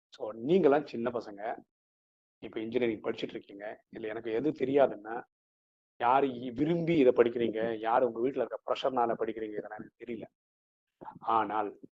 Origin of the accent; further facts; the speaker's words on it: Chennai, Tamil Nadu, India; first language Malayalam; Tamil is a second language; நான் சென்னையில் தான் பிறந்து வளர்ந்தேன்